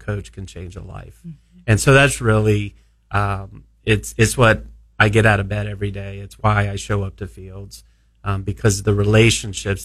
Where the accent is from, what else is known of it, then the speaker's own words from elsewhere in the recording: South Florida, United States; growing up in South Florida was kind of a melting pot of just different cultures.